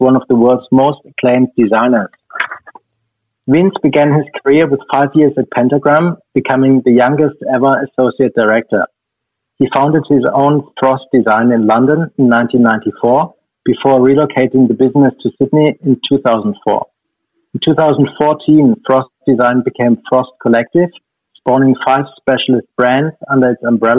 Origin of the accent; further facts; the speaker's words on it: Stuttgart, Baden-Württemberg, Germany; I was born in 1971 in Stuttgart, Germany